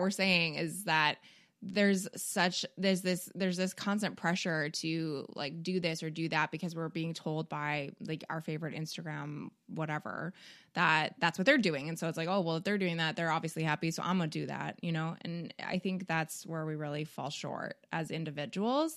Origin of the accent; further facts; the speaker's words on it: Canada; we're both Canadian